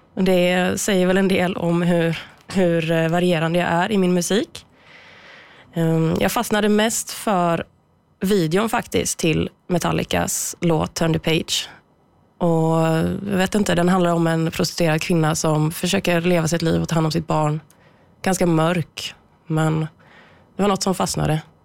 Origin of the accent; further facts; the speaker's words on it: Bollnäs, Gävleborg County, Sweden; moved away as an adult; now in Gothenburg, Sweden; Jag är född och uppvuxen i Bollnäs